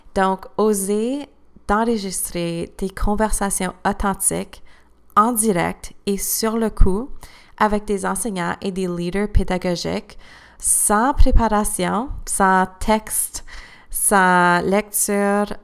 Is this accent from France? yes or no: no; Cornwall, Ontario, Canada; first language French; je parlais comme une fille élevée à Cornwall